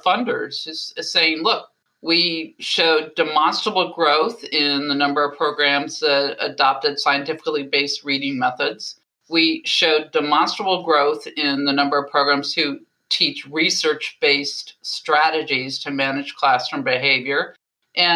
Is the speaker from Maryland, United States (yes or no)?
yes; Baltimore, Maryland, United States; that was my hometown, Johns Hopkins